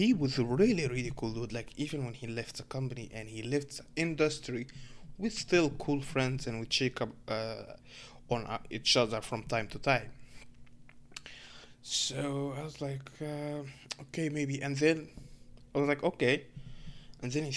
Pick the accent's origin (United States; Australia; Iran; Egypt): Egypt; English is a second language; now in Canada; I'm a Muslim dude from Egypt